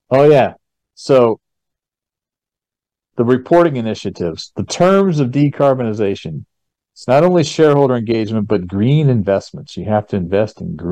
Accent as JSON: {"language": "English", "town": "Tampa", "region": "Florida", "country": "United States", "tie": "born or raised there", "said": "I was born in Tampa, Florida"}